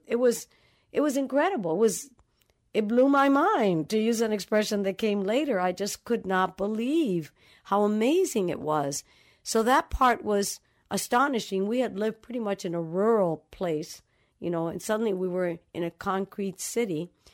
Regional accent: Dominican Republic; moved away; also born or lived in New York City; I grew up in the Dominican Republic, in the middle of, um, I call it a tribal kind of family

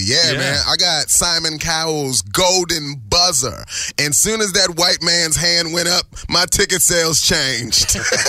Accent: Baltimore, Maryland, United States; now in California, United States; I was from East Baltimore.

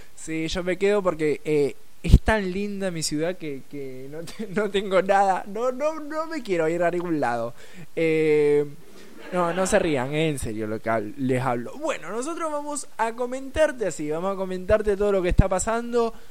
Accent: Rosario, Santa Fe, Argentina; en realidad soy de soy, sí, Rosario, Argentina

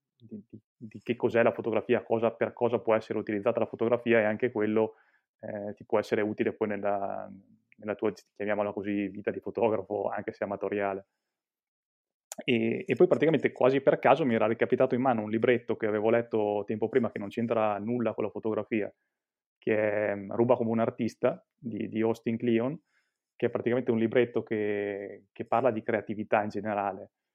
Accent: Mantua, Lombardy, Italy; io sono di Mantova, Mantova che si trova in Lombardia

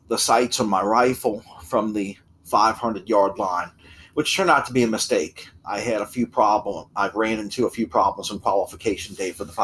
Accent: New Orleans, Louisiana, United States; we were both born in New Orleans

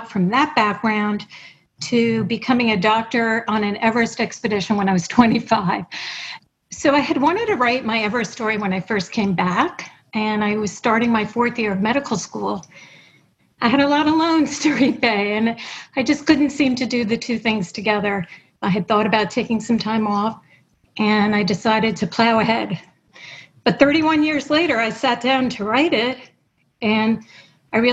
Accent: New York City, New York, United States; also born or lived in Montreal; I grew up in New York City. My parents were both immigrants.

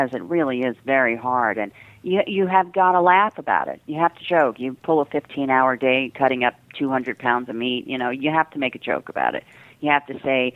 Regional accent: the Jersey Shore, New Jersey, United States; now in New York, United States; I was originally from the Jersey Shore

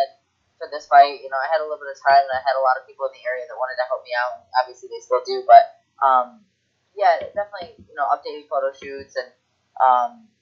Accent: Detroit, Michigan, United States; moved away; Detroit, my hometown

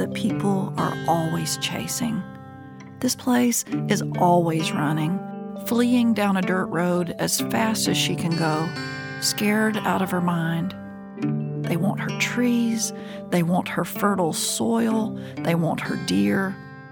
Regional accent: South Georgia, United States; I'm from Southern Georgia. I call it the South of Georgia because that sounds like the South of France.

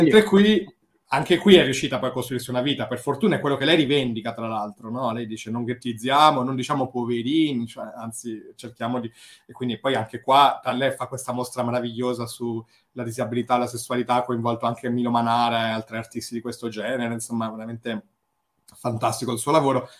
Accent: Rome, Lazio, Italy; now in Liguria, Italy; sono cresciuto a Roma

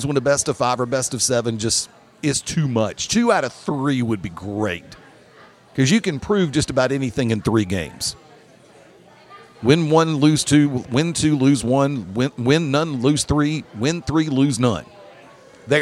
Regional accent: Alabama, United States; moved away; I have friends in my home state

